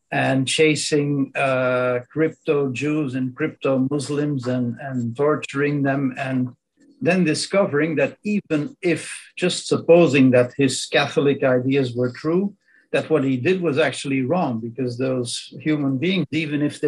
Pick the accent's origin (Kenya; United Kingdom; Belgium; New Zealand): Belgium; first language Dutch; English is a second language; I'm a Belgian. My native language is Dutch, Southern Dutch, to be precise